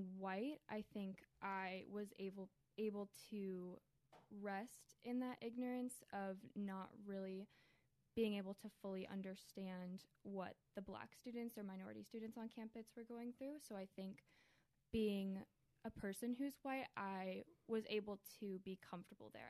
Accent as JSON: {"language": "English", "town": "Columbia", "region": "Maryland", "country": "United States", "tie": "born or raised there", "also_born_or_lived": "Chicago, Illinois", "said": "I grew up here in Columbia, Maryland, to a Christian home"}